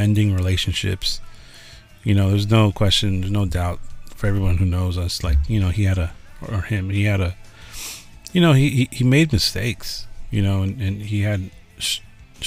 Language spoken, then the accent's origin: English; Los Angeles, California, United States; also born or lived in San Francisco; when we moved from San Francisco to Los Angeles, I was 8 years old